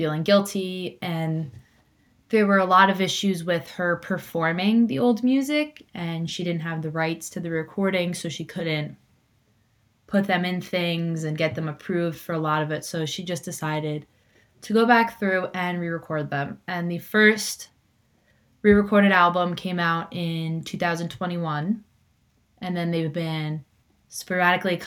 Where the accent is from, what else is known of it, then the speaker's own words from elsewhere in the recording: Hudson Valley, an hour and a half from New York City, United States; you get into Grand Central and in an hour and a half, you can be in my hometown